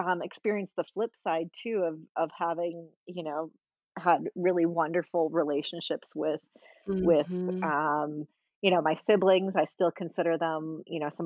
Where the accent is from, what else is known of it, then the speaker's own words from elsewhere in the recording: Minnesota, United States; I grew up in Minnesota